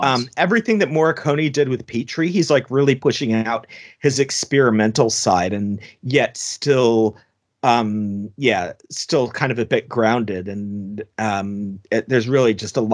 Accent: United States; being an American

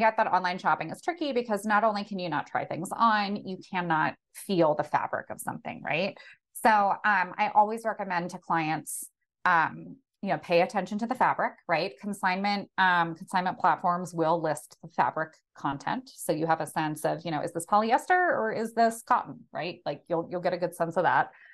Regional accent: outside of Philadelphia, Pennsylvania, United States; I grew up outside of Philadelphia

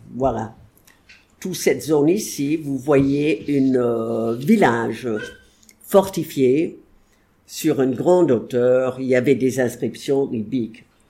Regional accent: United States; French is a second language; je suis pas anglaise, je suis américaine

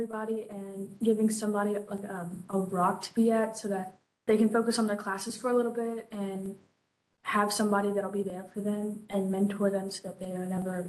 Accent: Texas, United States; born there; now in North Carolina, United States; I'm from Pinecrest High School. I'll be going into my junior year. I've been in S2S for about 6 months. I was born in Texas and I have moved around and ended up in North Carolina because

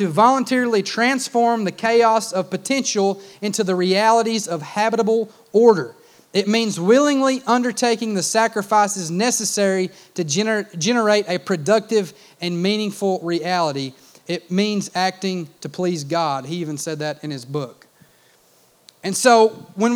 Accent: United States; I grew up in Clay County

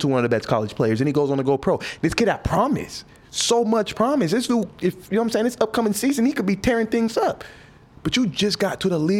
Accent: Las Vegas, Nevada, United States; we grew up in Vegas, so this is nothing to us.

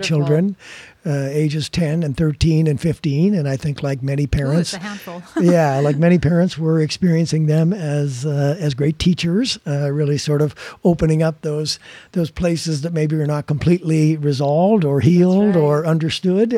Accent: Rockford, Illinois, United States; my hometown, which is Rockford, Illinois

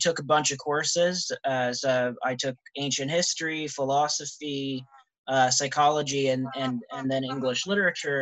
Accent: New Brunswick, Canada; also born or lived in Ottawa, Canada; now in London, Canada; I am from New Brunswick originally

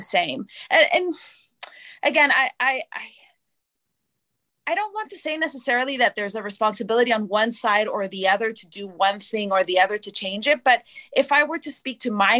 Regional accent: Canada; first language English; also born or lived in Argentina; now in Atlanta, United States; I'm Canadian, English is my first language

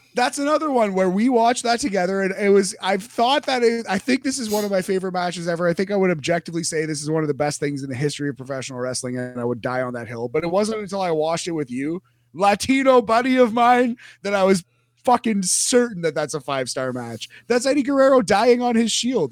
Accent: Canada; We're Canadian.

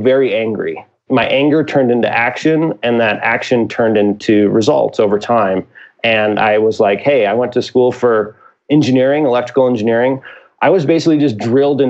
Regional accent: Midwest, United States; I'm from the Midwest

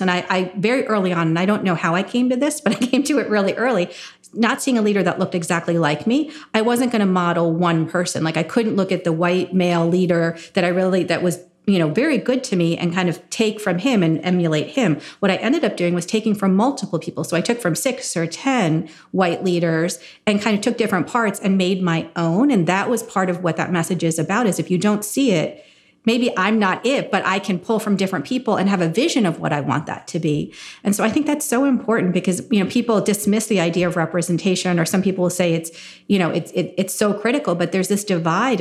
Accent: New Jersey, United States; growing up in New Jersey in a very white town, so I grew up in farm country

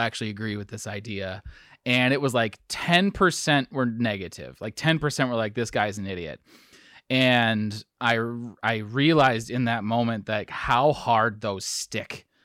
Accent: Wisconsin, United States; I'm from Wisconsin

